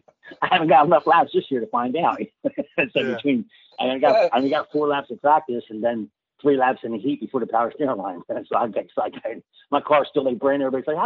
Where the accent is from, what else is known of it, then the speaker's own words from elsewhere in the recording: Bridgeport, New Jersey, United States; born and raised in Bridgeport, New Jersey